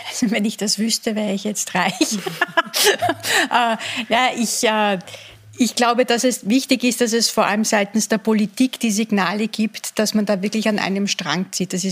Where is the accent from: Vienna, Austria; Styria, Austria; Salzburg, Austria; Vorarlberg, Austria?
Vienna, Austria; Und dann, sind wir alle in den Lockdown gegangen und sind mit dieser Mehrfachbelastung, zumindest als Wiener, auch da gewesen.